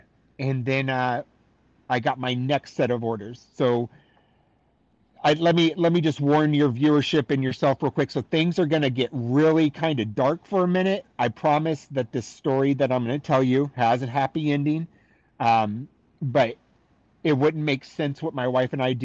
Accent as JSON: {"language": "English", "town": "San Diego", "region": "California", "country": "United States", "tie": "born or raised there", "moved": "as an adult", "lives_now": "Pensacola, United States", "said": "I grew up in San Diego."}